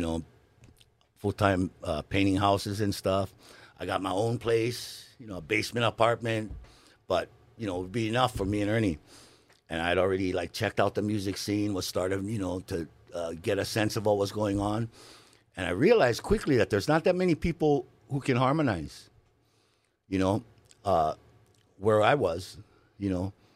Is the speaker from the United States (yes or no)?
yes; Hawaii, United States; moved away as an adult